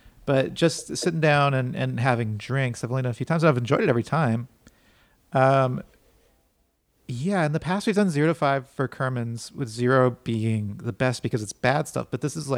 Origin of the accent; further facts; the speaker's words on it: Texas, United States; I'm from Texas